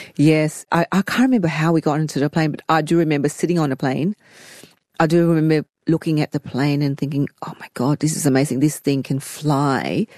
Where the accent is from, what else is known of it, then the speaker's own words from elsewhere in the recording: Sydney, New South Wales, Australia; also born or lived in Saigon, Vietnam / Fairfield; growing up in Cabramatta